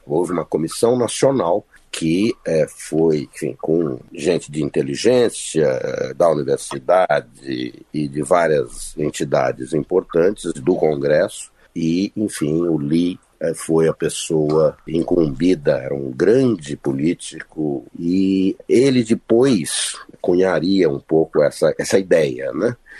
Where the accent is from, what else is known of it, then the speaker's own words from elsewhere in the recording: Brazil; moved away as an adult; now in Washington, D.C., United States; eu estou aqui há 41 anos, eu tenho filhos aqui, eu tenho netos aqui, enfim, eu sigo brasileiro, mas sou também americano